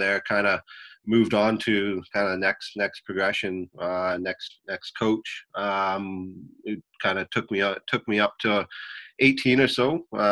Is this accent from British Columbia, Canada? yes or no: yes; Vancouver, British Columbia, Canada; I grew up here in Vancouver, Canada